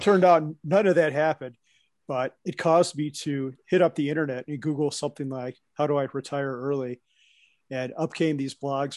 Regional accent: Chicago, Illinois, United States; accent: Midwest; also born or lived in Wisconsin; now in Colorado, United States; I grew up outside of Chicago, a northwest suburb.

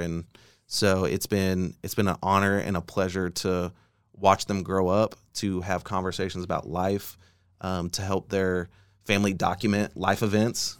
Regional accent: Bartlesville, Oklahoma, United States; now in Oklahoma City, United States; I grew up in Bartlesville, Oklahoma

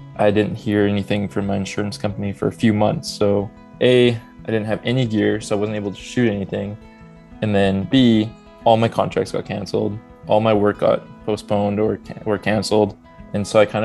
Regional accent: Edmonton, Alberta, Canada; Born and raised in Edmonton, Alberta

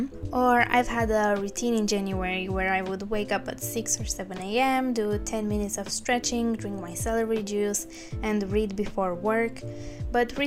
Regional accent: Bucharest, Romania; now in United Kingdom; I was born in Bucharest, Romania

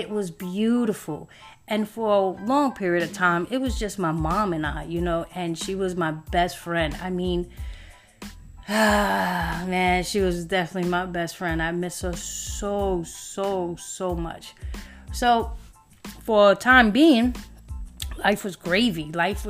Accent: New York City, New York, United States; I was born in Brooklyn, and we lived in Hancock and Halsey

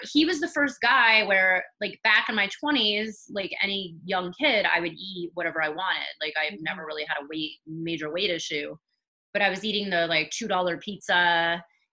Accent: California, United States; I grew up in California, so the weather was always nice.

